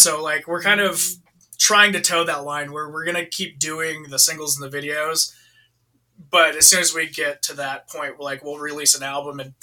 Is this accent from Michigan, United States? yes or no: no; Idaho, United States; we're from Idaho